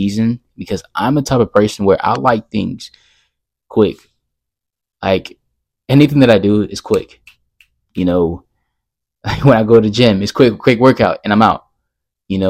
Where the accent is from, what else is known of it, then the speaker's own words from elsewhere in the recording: Texas, United States; I'm from Texas